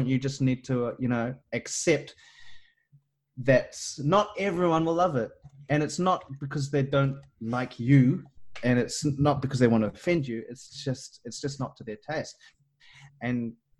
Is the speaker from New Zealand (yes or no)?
yes; New Zealand; I'm a Kiwi and us Kiwis